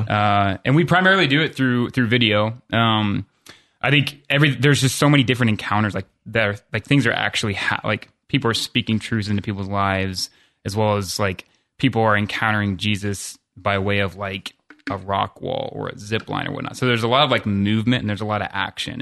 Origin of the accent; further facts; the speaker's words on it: Columbus, Ohio, United States; I'm from Columbus